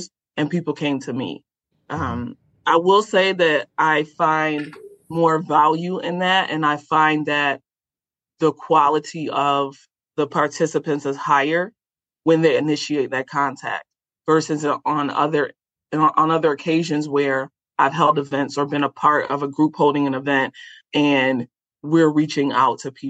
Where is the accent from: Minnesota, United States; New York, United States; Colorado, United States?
New York, United States; Rochester; Rochester, New York, which is my hometown